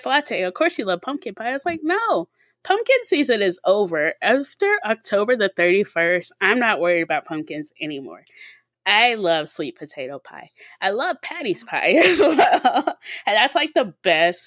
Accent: Mississippi, United States; We're from Mississippi, where there's Vardaman, which is a sweet potato capital of the world

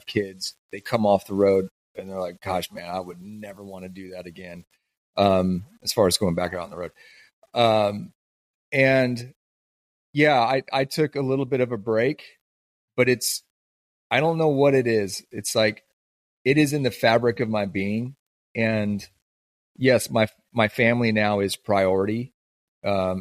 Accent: the Northwest, Pacific Northwest, United States; growing up in the Northwest

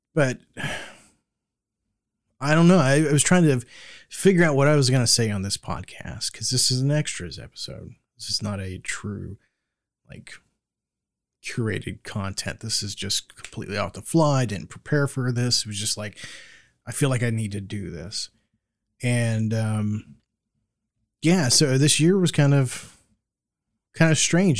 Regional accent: Florida, United States; moved away; growing up in Florida

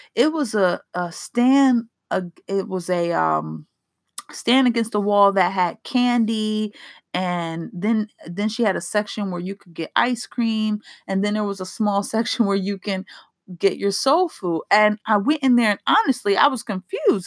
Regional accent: East Coast, United States; I'm from the East Coast where there are so many soulful restaurants

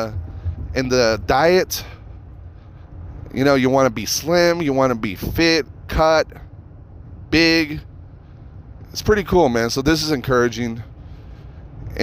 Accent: Reno, Nevada, United States; now in Las Vegas, United States; my hometown Reno

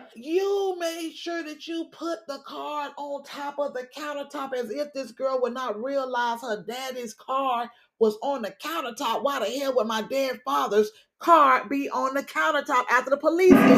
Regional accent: Miami, Florida, United States; it's my home team, my hometown

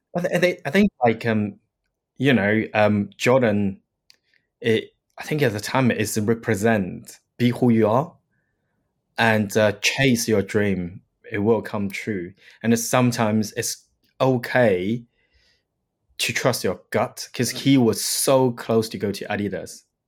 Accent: Shanghai, China; moved away; I grew up in Shanghai, in China.

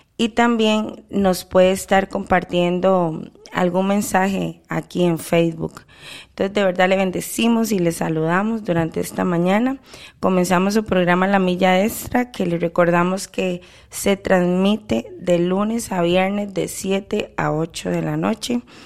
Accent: Costa Rica; de haber nacido en mi país y que Dios continúe teniendo misericordia a Costa Rica

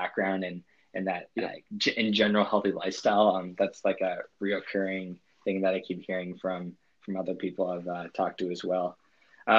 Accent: New Brunswick, Canada; moved away as an adult; now in Gold Coast, Australia; I'm originally from Canada, specifically the East Coast, New Brunswick

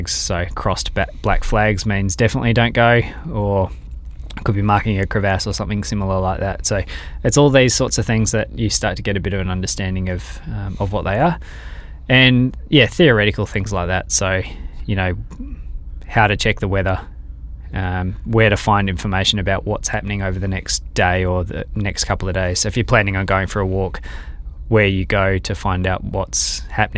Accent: Perth, Western Australia, Australia; coming from Perth, growing up in Western Australia

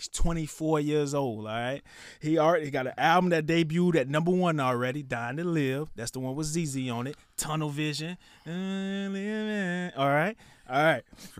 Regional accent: Florida, United States; moved away; also born or lived in Atlanta; I was from Florida

